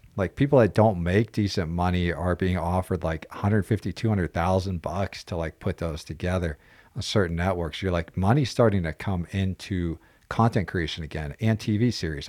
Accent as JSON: {"language": "English", "region": "Pennsylvania", "country": "United States", "tie": "born or raised there", "moved": "yes", "said": "growing up in Pennsylvania, wrestling was the base."}